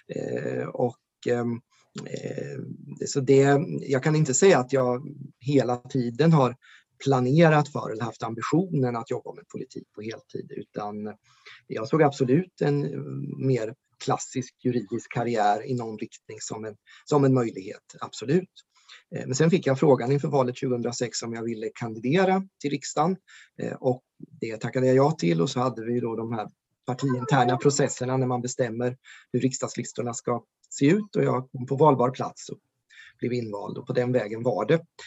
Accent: Ödeshög, Östergötland, Sweden; now in Norrköping, Sweden; Ödeshög i sydvästra Östergötland där jag växte upp

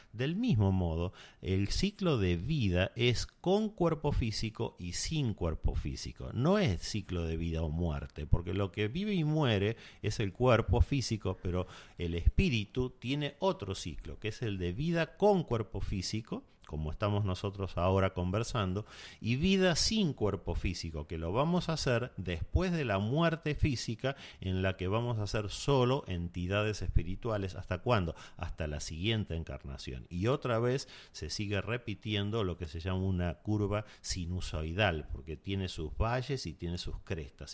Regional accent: Argentina; en mi país, en Argentina

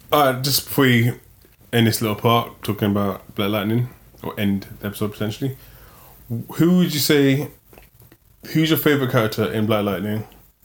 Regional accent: England, United Kingdom; I'm from England, and that was a terrible Cockney accent.

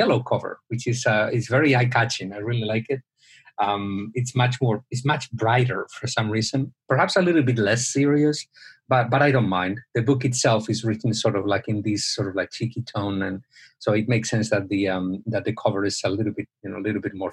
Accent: Spain; moved away; I'm originally from Spain

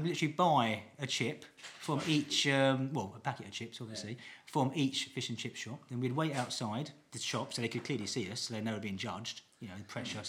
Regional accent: East of England, United Kingdom; I'm from Essex.

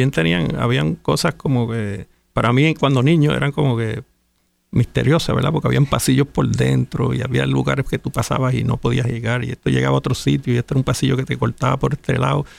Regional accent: San Juan, Puerto Rico; nací en Santurce.

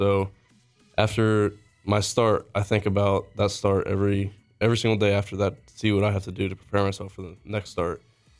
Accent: Daytona Beach, Florida, United States; I'm from Daytona Beach, Florida.

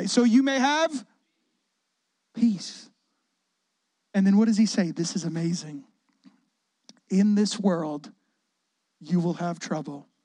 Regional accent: Chicago, Illinois, United States; also born or lived in Waukegan; I'm not from Chicago. I was born in Waukegan. We had a military set of parents who were pastors. We moved all over the place, but Chicago is where we experienced our childhood and teenage years

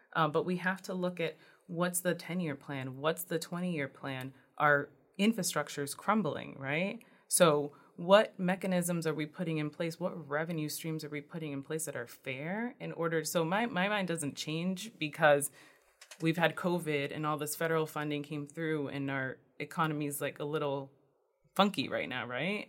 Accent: New Bedford, Massachusetts, United States; I grew up in New Bedford.

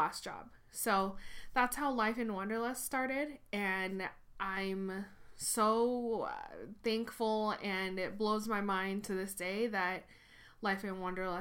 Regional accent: Tokyo, Japan; moved away as an adult; also born or lived in Washington State / Seattle, Washington / Portland, Oregon / Detroit, Michigan; now in Los Angeles, United States; I was born and raised in Tokyo, Japan, and moved to Washington State for my undergraduate degree.

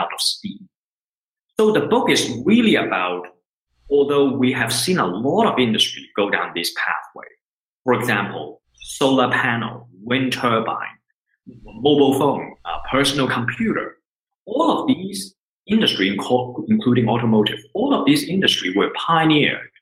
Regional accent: Hong Kong; moved away as an adult; now in Switzerland; I was born and raised in Hong Kong

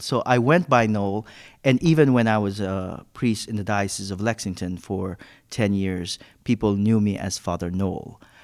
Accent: Philippines; moved away; I'm originally from the Philippines

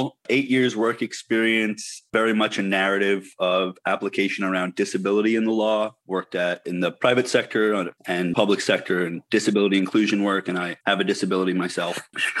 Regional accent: New York, United States; I'm from New York

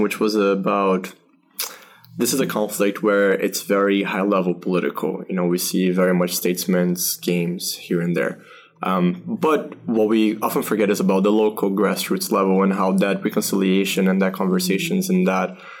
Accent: Brazil; now in Europe; I'm from Brazil, I'm based in Europe

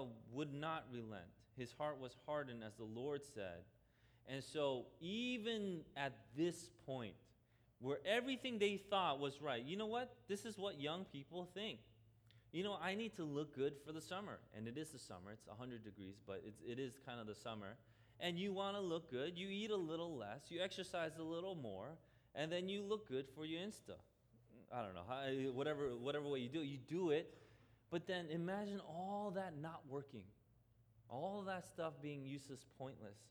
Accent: New York City, New York, United States; I grew up in Queens, I didn't grow up in Jersey

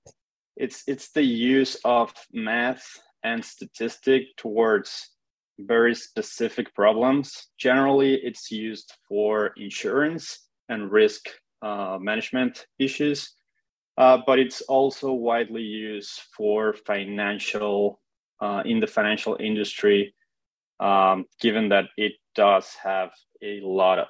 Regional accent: Mexico City, Mexico; moved away; I'm originally from Mexico City.

